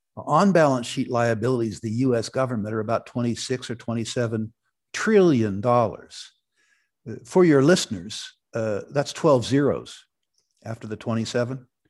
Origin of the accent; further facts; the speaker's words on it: Silicon Valley, California, United States; moved away as an adult; also born or lived in Vancouver, Canada; I grew up in Silicon Valley